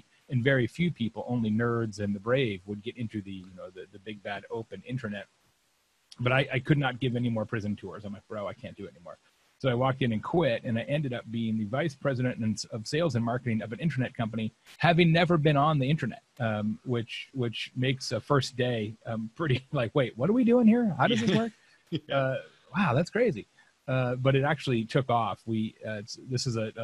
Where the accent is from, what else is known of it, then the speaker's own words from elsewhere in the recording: Lake Havasu City, Arizona, United States; I grew up in Lake Havasu City, Arizona